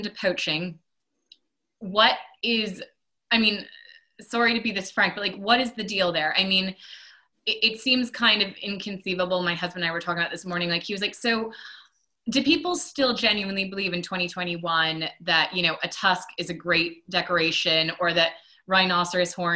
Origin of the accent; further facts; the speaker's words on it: Maine, United States; I'm from Maine